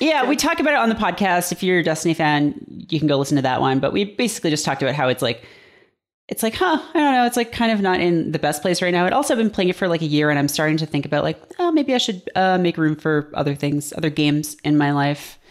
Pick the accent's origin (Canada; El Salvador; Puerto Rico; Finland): Canada; moved away as an adult; now in United States; I am, uh, not American. I'm from Canada